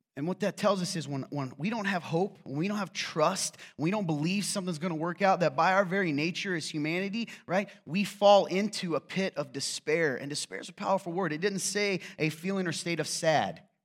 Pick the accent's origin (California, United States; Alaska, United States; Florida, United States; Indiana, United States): Indiana, United States; Nappanee; I'm from Napanee